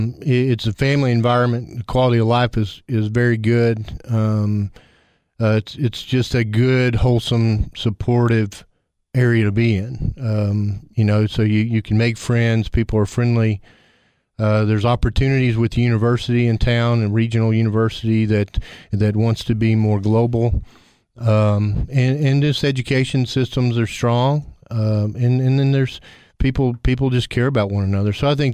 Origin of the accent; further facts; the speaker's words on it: Arkansas, United States; born there; also born or lived in Dallas, United States / Louisiana, United States / Mississippi, United States; now in Cookeville, United States; Growing up, I was born in Arkansas. My dad was in the Air Force.